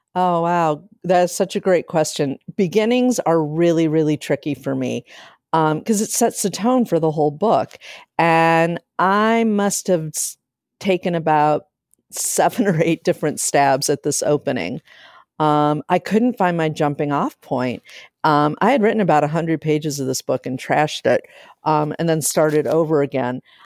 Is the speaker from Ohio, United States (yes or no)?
yes; Akron, Ohio, United States; now in Chicago, United States; I grew up in Akron, Ohio